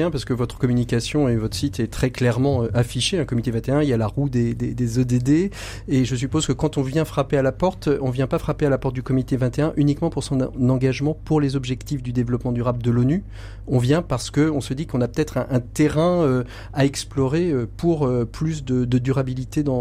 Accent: Brittany, France; quand on est breton comme nous, on est normalement pas très, vous loin.

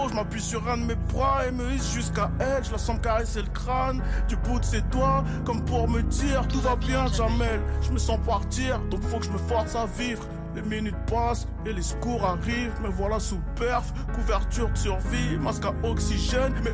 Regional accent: Le Blanc-Mesnil, Île-de-France, France; Français, d'origine des Z, je viens de la cité des Tilleuls à Blancoc, 9-3

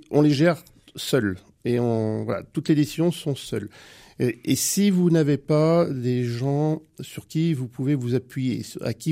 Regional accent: Cholet, Pays de la Loire, France; born there; mon père est angevin et ma mère est Choltaise. et je suis né à Cholet

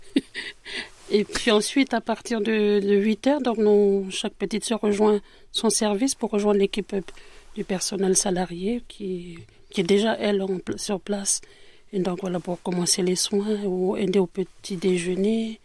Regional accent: New Caledonia; now in France; je suis d'origine kanak je suis de Nouvelle-Calédonie

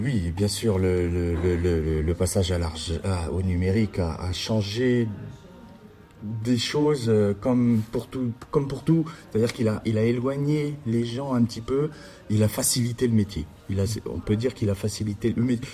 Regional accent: Châlons-en-Champagne, Grand Est, France; also born or lived in Arles / Quebec City; revenir dans ma ville natale qui, où je suis né, à Chalon

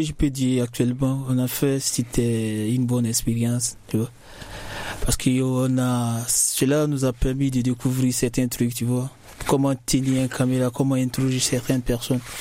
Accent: Guinea; now in France; je viens de la Guinée-Conakry

